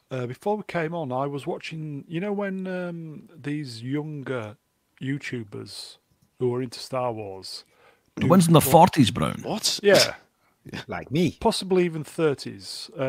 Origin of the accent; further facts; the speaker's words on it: United Kingdom; we are British